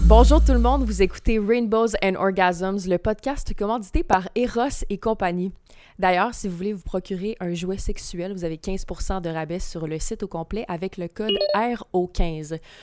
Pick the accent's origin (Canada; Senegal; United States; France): Canada; Gaspésie, Quebec; je viens de la Gaspésie